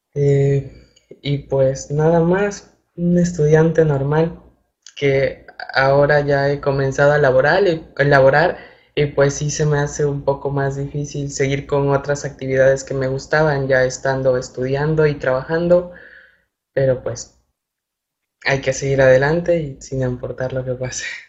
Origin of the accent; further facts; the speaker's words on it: Ejido La Piña, Centla municipality, near Huatusco, Veracruz, Mexico; moved away as an adult; now in Veracruz, Mexico; soy originario de una pequeña localidad que se llama Ejido La Piña, en el municipio de Centla. Es vecino, municipio vecino de Huatusco.